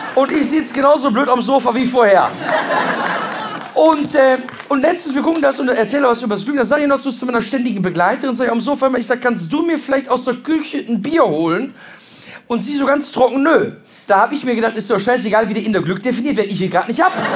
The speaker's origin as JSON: {"language": "German", "area": "Ruhr area", "region": "North Rhine-Westphalia", "country": "Germany", "said": "bei uns im Ruhrgebiet"}